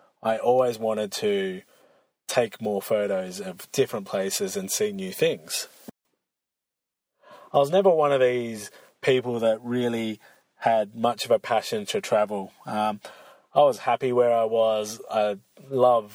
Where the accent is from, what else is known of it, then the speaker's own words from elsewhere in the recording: Australia; I'm from Australia, so big lakes and snowy mountains, we do have them, but they're pretty rare over here